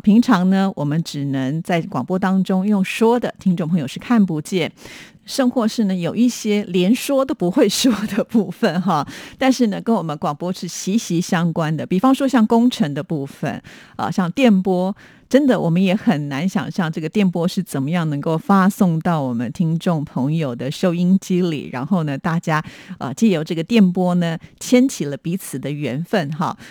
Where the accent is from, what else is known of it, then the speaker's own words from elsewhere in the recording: Taipei, Taiwan; 我们都是台北人